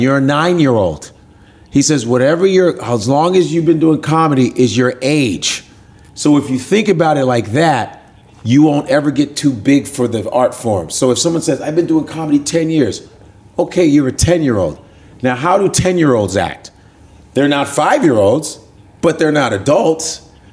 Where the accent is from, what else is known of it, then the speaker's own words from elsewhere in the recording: Chicago, Illinois, United States; now in New York City, United States; i grew up in chicago